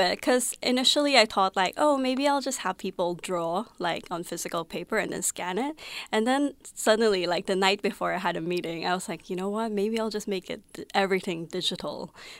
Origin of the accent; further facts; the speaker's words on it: Philippines; also born or lived in Taiwan; now in Melbourne, Australia; So I grew up in the Philippines. I'm from Taiwan. And I always felt out of place when I was living in the Philippines and when I was living in Taiwan.